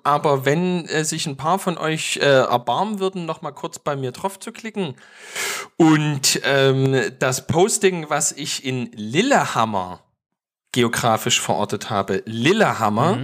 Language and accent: German; East Germany, Germany; bei uns im Osten